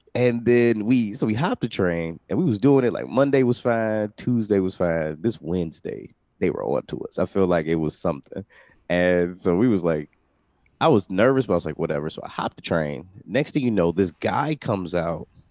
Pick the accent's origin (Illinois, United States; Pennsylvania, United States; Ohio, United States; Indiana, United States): Illinois, United States; Chicago; moved away as an adult; also born or lived in New York; I grew up in Chicago